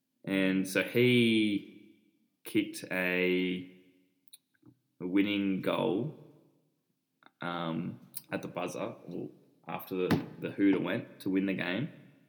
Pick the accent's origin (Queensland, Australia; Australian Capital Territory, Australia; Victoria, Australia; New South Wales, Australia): New South Wales, Australia; Bundanoon; We're from Bundanoon in Southern Highlands.